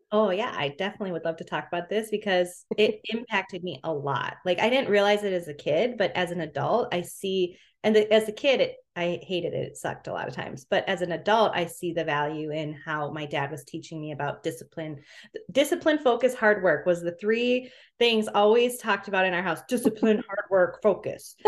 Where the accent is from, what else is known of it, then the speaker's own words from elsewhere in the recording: Minneapolis, Minnesota, United States; So I'm from Minnesota